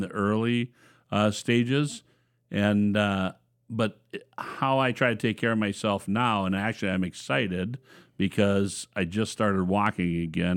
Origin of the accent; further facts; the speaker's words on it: Watkins, Minnesota, United States; born and raised in Watkins, Minnesota